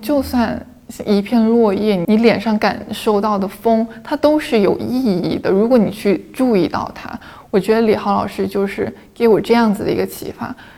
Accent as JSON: {"language": "Chinese", "region": "Guangdong", "country": "China", "said": "我们广东人有一个特征就是不愿意离开家"}